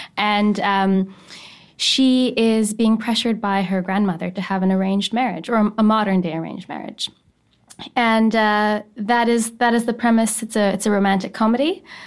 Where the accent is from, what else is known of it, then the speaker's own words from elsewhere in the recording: Saskatoon, Saskatchewan, Canada; I'm from Saskatoon